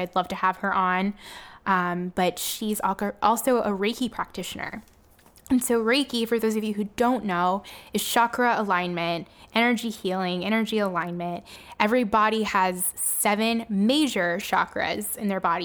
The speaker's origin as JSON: {"language": "English", "town": "Miami", "region": "Florida", "country": "United States", "tie": "born or raised there", "said": "Miami, which is my hometown"}